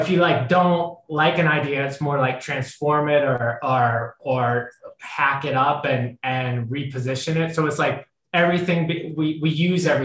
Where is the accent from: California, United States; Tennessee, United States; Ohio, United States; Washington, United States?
Ohio, United States; we're both from Ohio